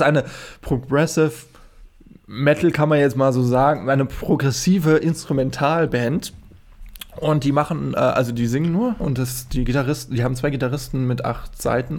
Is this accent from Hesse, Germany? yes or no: yes; Friedberg, Hesse, Germany; also born or lived in Darmstadt; wo ich herkomme, aus Karben, Friedberg, wie gesagt, Friedberg in äh, Hessen